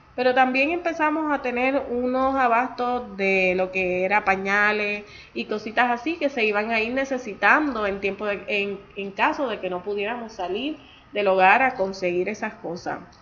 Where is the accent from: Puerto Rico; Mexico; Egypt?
Puerto Rico; yo soy nacida y criada en Puerto Rico